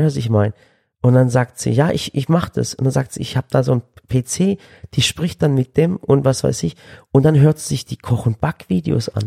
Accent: Swabia, Germany; als Schwabe

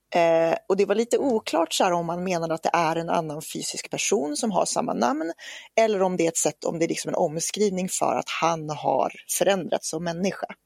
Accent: Norrland, Sweden; växte jag upp i Norrland, på landsbygden

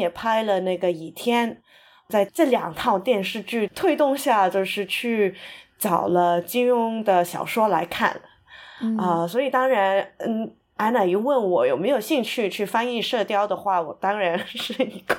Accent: Hong Kong; first language Cantonese; Chinese is a second language; moved away; 我在香港出生长大，所以金庸的故事就是从小就已经在我这个生活的周围周围存在了。然后我是八十后

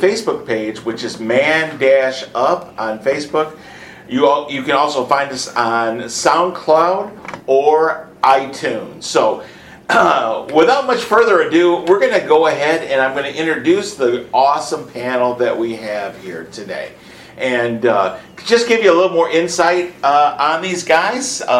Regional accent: Michigan, United States; now in Houston, United States; I'm the director of Man Up, and I'm actually from Michigan

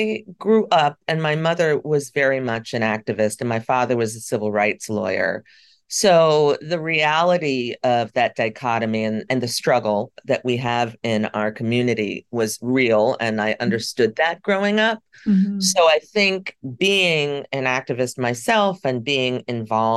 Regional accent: New York City, New York, United States; I grew up in New York and I grew up in Greenwich Village.

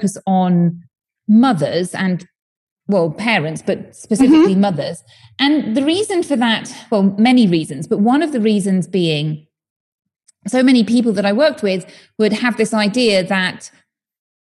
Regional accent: United Kingdom; moved away as an adult; now in Spain; I'm from the UK, as you may tell from my accent

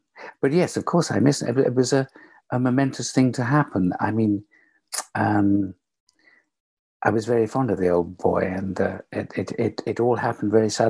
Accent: London, United Kingdom; I was born in West London, and my parents ran a little boarding house.

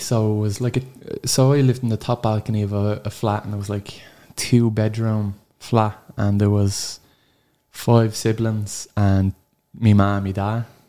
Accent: Dublin, Leinster, Ireland; there's so many stories about growing up on Summerhill

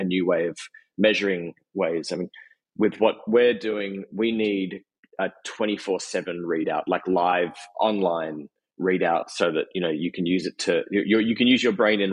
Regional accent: Australia; I'm Australian

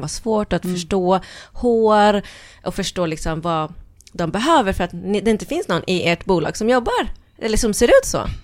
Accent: Norrköping, Östergötland, Sweden; moved away as an adult; also born or lived in Norway / London; jag växte upp i Norrköping.

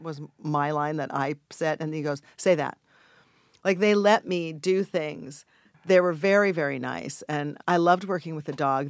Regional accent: Los Angeles, California, United States; I grew up in Los Angeles, Hollywood, to be exact. I went to Hollywood High

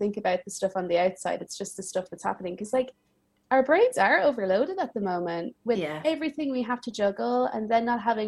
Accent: Ireland; moved away as an adult; also born or lived in United States / Milan, Italy; now in Paris, France; I was born and raised in Ireland, and then I lived in a few different places.

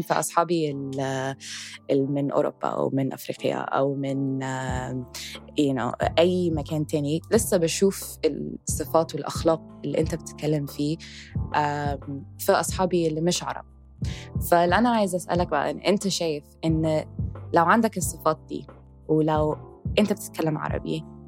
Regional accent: Egypt; انا فخوره ان انا من مصر

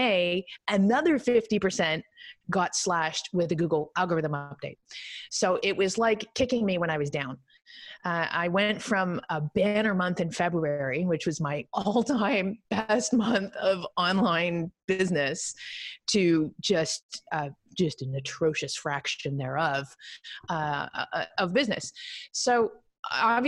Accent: Canada; I'm Canadian

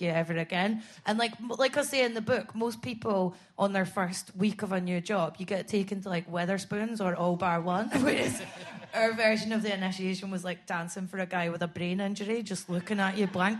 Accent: Scotland, United Kingdom; moved away as an adult; also born or lived in Edinburgh; I hate being Scottish now

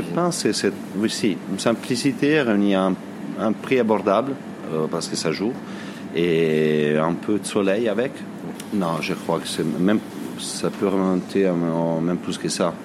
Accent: Varese, Lombardy, Italy; French is a second language; now in France; je suis né à Varese, euh, en Lombardie, du côté du lac Majeur.

